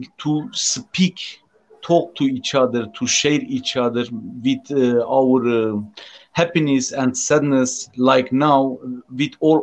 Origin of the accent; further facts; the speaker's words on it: Turkey; English is a second language; I am from Turkey.